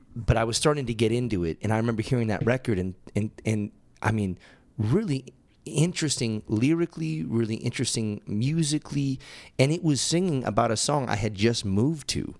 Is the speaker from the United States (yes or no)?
yes; Massachusetts, United States; now in Tempe, United States; growing up in Massachusetts and moving out